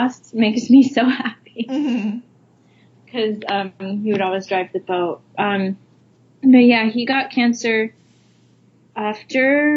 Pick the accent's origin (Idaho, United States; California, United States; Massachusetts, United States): Idaho, United States; now in Hawaii, United States; I'm from Idaho originally.